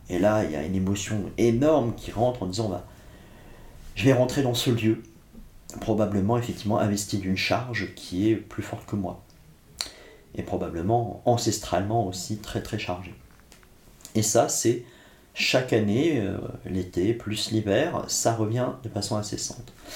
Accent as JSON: {"language": "French", "town": "Blois", "region": "Centre-Val de Loire", "country": "France", "tie": "born or raised there", "also_born_or_lived": "Corsica", "said": "Je suis né sur le continent, à Blois"}